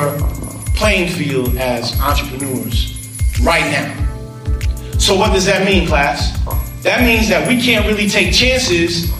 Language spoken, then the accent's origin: English; New York, United States; I grew up in New York